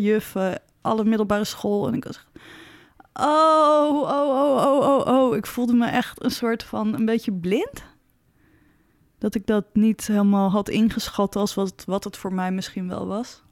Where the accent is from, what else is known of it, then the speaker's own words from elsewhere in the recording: Zaandam, North Holland, Netherlands; Ik kom uit Zandam, best een close community.